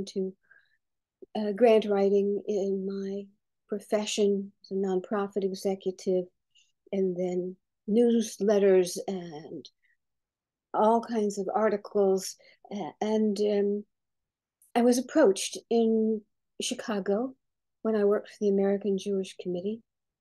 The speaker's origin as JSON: {"language": "English", "country": "Bermuda", "tie": "born or raised there", "also_born_or_lived": "Brooklyn, New York, United States", "said": "I was born in Brooklyn, but brought up in the British colony then, now Commonwealth of Bermuda."}